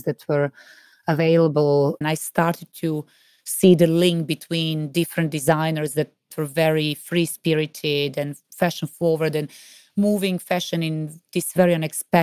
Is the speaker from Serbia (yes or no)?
yes; Serbia; moved away; When I was growing up in Serbia